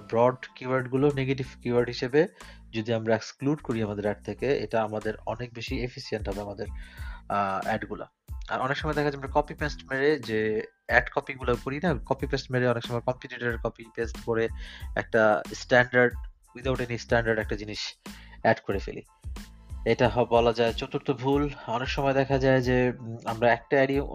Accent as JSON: {"language": "Bangla", "country": "Bangladesh", "lives_now": "Germany", "said": "আমি একজন বাংলাদেশি জার্মান প্রবাসী"}